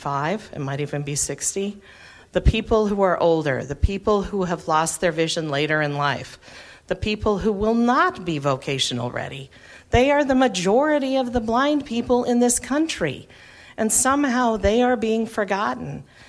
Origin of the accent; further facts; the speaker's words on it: Massachusetts, United States; I am so happy that I am from Massachusetts, because we do not have order of selection.